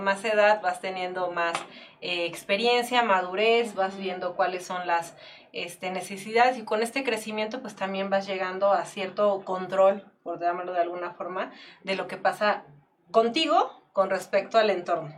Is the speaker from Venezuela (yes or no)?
no; Mexico; Somos mexicanos